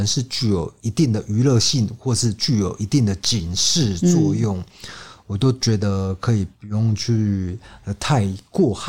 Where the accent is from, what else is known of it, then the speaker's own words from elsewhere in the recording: Kaohsiung, Taiwan; 那我也是土生土长又来了高雄人